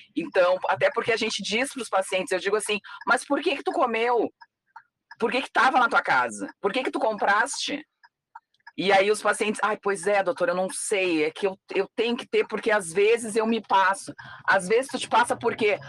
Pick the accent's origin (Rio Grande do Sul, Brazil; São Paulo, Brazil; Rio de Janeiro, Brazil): Rio Grande do Sul, Brazil; quando eu era pequena, uh, aqui no Rio Grande do Sul, não tinha muito essa cultura da paçoca